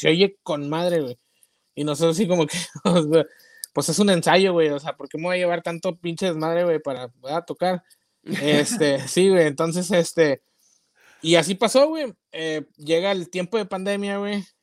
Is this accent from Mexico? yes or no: yes; Nuevo Laredo, Tamaulipas, Mexico; also born or lived in Toluca / Mexico City / Monterrey; now in United States; sí soy mexicano